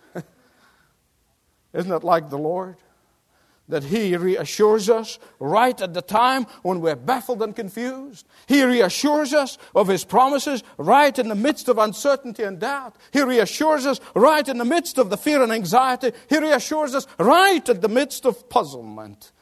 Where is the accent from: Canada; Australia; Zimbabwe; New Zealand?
Australia; moved away; my Australian compatriots